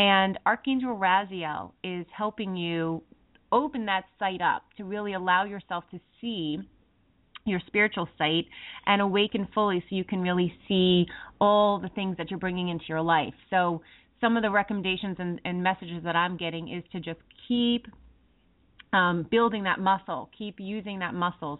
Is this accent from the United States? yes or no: yes; New York, United States; we us New Yorkers